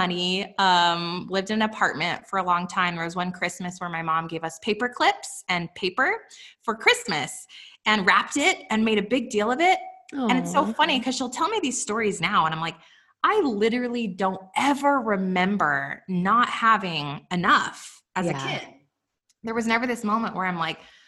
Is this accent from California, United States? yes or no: no; Los Alamos, New Mexico, United States; also born or lived in Albuquerque, New Mexico; I was raised in Los Alamos, New Mexico